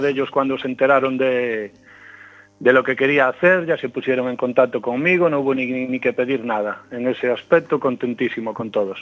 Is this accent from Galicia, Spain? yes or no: yes; Caión, Galicia, Spain; Mariscos Marenor, que es de mi pueblo, de Cayón